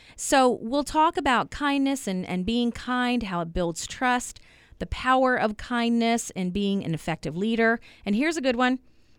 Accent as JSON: {"language": "English", "town": "Turbotville", "region": "Pennsylvania", "country": "United States", "tie": "born or raised there", "said": "So I grew up in Central Pennsylvania, a little town called Turbotville."}